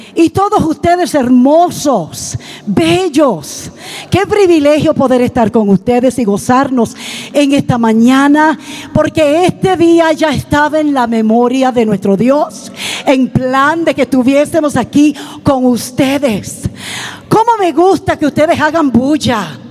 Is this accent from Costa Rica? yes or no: no; Puerto Rico; moved away as an adult; now in Canada; Mi esposo y yo somos originalmente de Puerto Rico. Somos boricuas. Pero ya hace casi 40 años que el Señor nos llevó al norte